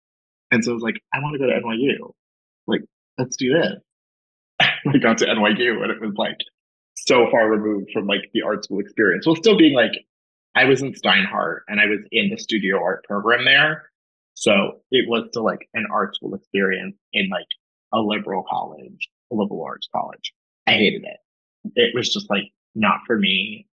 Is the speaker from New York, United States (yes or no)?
yes; Long Island, New York, United States; Long Island.